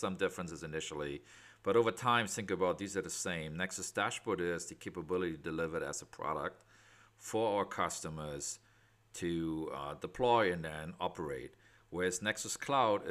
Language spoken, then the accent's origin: English; Germany; accent: German; moved away as an adult; also born or lived in West Coast, United States; now in United States; I'm out of the West Coast, despite having a German accent. So I am German, but for the last 25 years in the U.S.